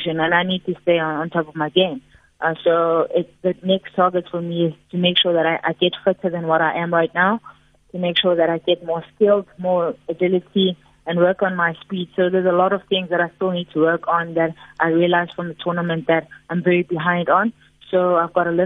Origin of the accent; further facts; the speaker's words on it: Pietersfontein, Mpumalanga, South Africa; moved away; also born or lived in Middelburg / Free State; So I'm originally from Pietersfontein. I grew up in Pietersfontein in Mpumalanga